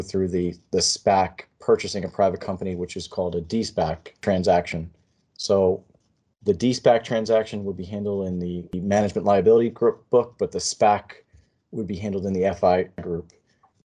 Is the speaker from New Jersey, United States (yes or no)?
yes; Monmouth County, New Jersey, United States; I grew up in Monmouth County, so I'm only a couple miles from the ocean.